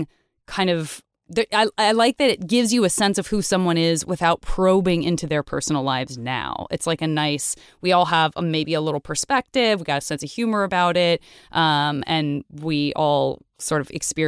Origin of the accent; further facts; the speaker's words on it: Tucson, Arizona, United States; where I was born and raised in Tucson, not in Phoenix